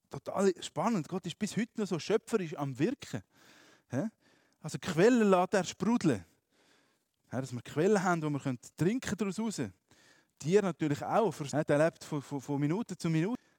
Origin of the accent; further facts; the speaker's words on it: Graubünden, Switzerland; Ich bin in Graubünden aufgewachsen, wenn ich bin wandern, Berge angeschaut habe, so schön.